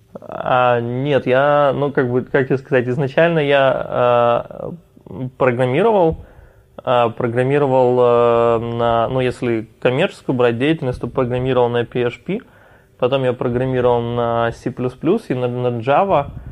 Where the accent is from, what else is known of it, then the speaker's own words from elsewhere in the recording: Odesa, Odesa Oblast, Ukraine; это все в Одессе